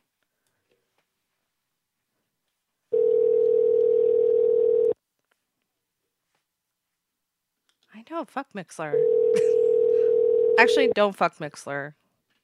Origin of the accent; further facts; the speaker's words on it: West Coast, United States; Sorry, I'm from the West Coast, and it's kind of hard to communicate with people on your side of the nation.